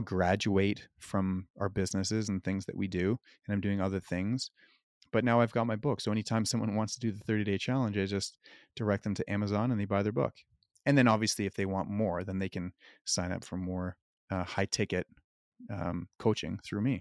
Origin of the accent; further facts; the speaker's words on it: Canada; also born or lived in Cayman Islands; I'm from Canada